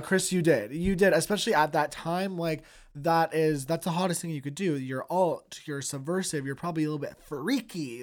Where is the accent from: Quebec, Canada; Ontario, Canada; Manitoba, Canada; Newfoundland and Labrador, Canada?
Ontario, Canada; Toronto; growing up in Toronto